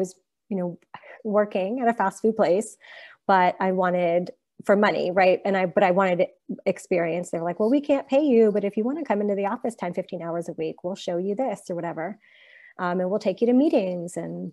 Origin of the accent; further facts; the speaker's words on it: Pittsburgh, Pennsylvania, United States; I'm a native Pittsburgher. I grew up in the South Hills of Pittsburgh.